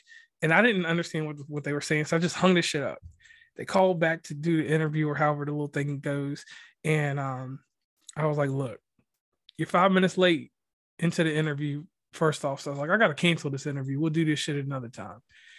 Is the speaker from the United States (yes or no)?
yes; Virginia, United States; I'm from Virginia, so, you know, we got shrooms and shit.